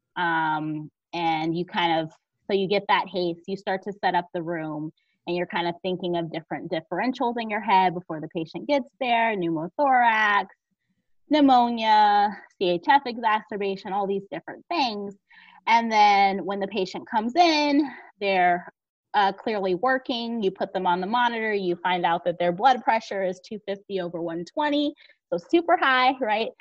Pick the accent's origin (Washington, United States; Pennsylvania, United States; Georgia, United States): Georgia, United States; moved away; also born or lived in Northeastern United States / South Jersey; I'm originally from Georgia, but most of all, well, all of my education has been in the north or in the northeast